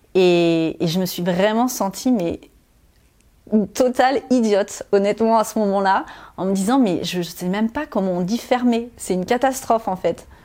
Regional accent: Normandy, France; moved away; j'ai grandi dans un tout petit village de 200 habitants en Normandie

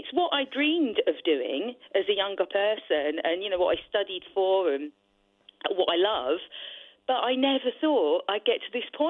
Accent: London, United Kingdom; I sound like this. I'm from London.

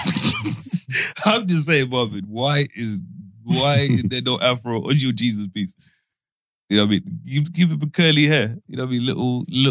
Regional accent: Zimbabwe; growing up in Zimbabwe

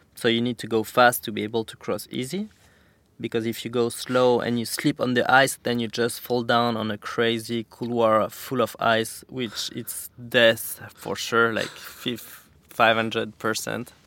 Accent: Saint-Lary-Soulan, Occitania, France; also born or lived in Val Thorens, France; now in Capbreton, France; I grew up in the Pyrenees, like a half hour from Spain in a resort called Saint Lary.

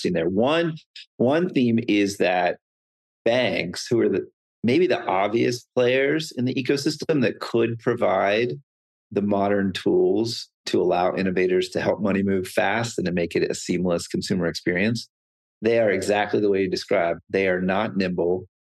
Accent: Pennsylvania, United States; I'm from Pennsylvania

